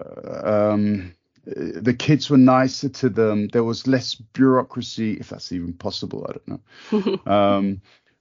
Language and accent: English; United Kingdom; now in Germany; I'm born Brit in Germany